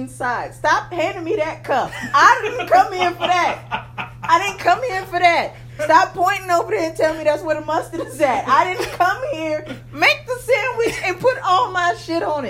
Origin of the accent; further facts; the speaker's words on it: Zimbabwe; I'm from Zimbabwe